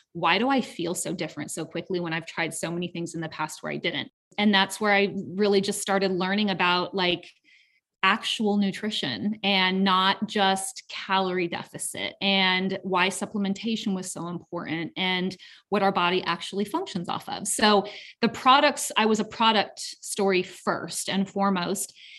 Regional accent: Southern California, United States; now in Canton, Georgia, United States; I'm originally from Southern California

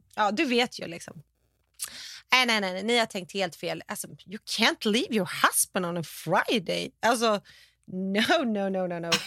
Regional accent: Sweden; now in California, United States; vi är svenskar

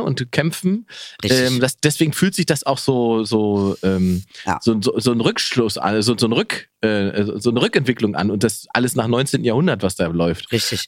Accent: Germany; wir zum Beispiel als Deutsche

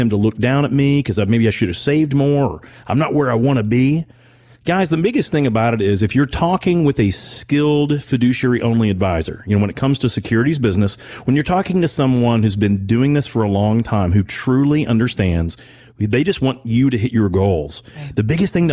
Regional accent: Owensboro, Kentucky, United States; when I was growing up in Owensboro

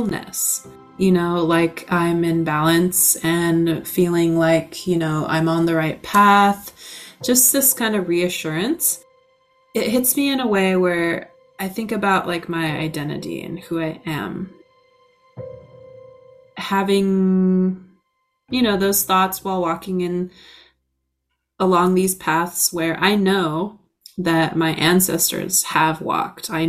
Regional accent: La Conner, Washington, United States; I grew up on the Swinomish Reservation, and then within next to the reservation is the town of LeConnor

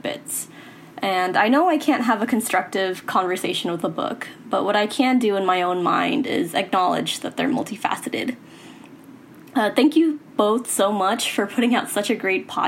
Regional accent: Houston, Texas, United States; I'm from Houston, Texas

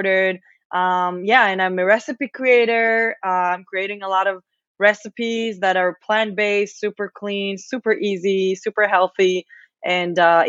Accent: Israel; English is a second language; moved away as an adult; also born or lived in Las Vegas; now in Austin, United States; I'm from Israel

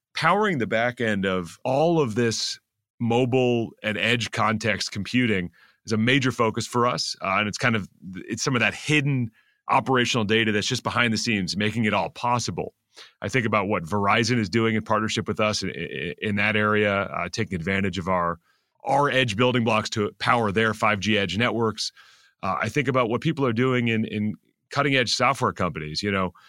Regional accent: Silicon Valley, California, United States; moved away as an adult; now in New York City, United States; I grew up in Silicon Valley

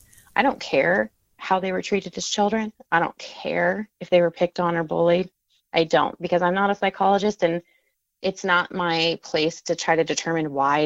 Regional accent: North Dakota, United States; also born or lived in Maryland; So I grew up in North Dakota. My time was pretty much split between North Dakota and Maryland, not like my summers or my winters.

